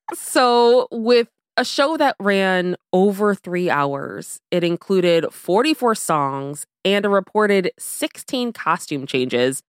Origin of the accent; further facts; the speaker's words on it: Severna Park, Maryland, United States; the population of Savannah Park, Maryland, where I'm from, is thirty-eight thousand